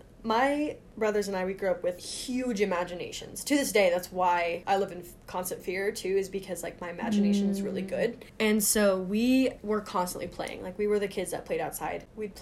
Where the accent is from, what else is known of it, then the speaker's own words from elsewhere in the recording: Germany; I grew up in Germany, but I was just a basic goody two-shoes kid.